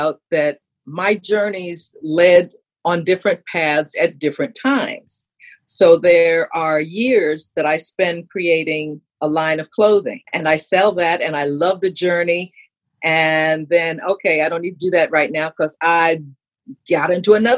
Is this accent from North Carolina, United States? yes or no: no; New York City, New York, United States; I grew up in New York City.